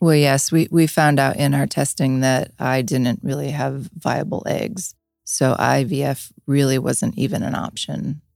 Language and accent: English; Niagara Falls, New York, United States; I grew up in Niagara Falls.